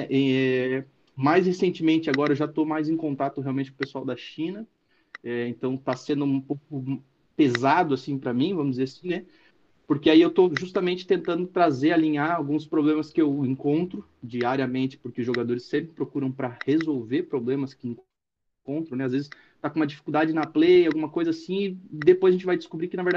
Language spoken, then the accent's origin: Portuguese; Joinville, Santa Catarina, Brazil; also born or lived in Curitiba; É, eu sou natural de Curitiba, é, morei em Curitiba, enfim, um tempo, mas na verdade fui criado aqui em Joinville. Sou de Joinville, Santa Catarina e moro aqui neste momento.